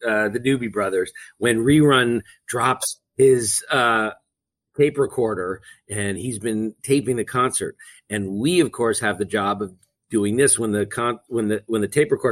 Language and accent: English; Beverly Hills, California, United States; moved away as an adult; also born or lived in Connecticut; I loved growing up in Beverly Hills